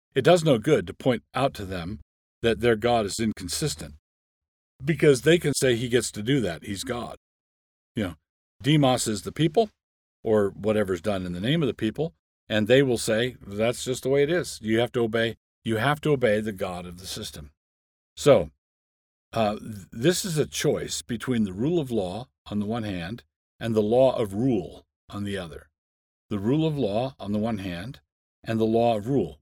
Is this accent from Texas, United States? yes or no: no; Annapolis, Maryland, United States; I grew up in Annapolis, Maryland